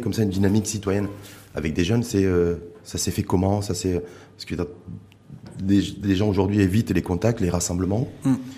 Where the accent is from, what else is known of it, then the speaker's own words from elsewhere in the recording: Morocco; chez nous, au Maroc